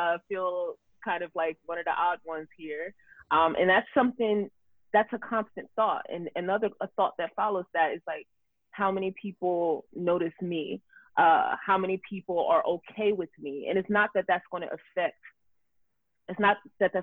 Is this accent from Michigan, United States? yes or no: no; New Jersey, United States; also born or lived in Camden, New Jersey; now in Los Angeles, United States; where I grew up in South Jersey